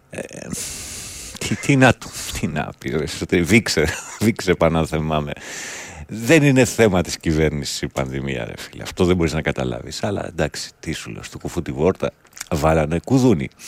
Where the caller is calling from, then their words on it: Germany; Είμαι από τη Γερμανία και δεν βλέπω στην Ελλάδα κανένα να καθαρίζει το γύρο-γύρο του σπιτιού του.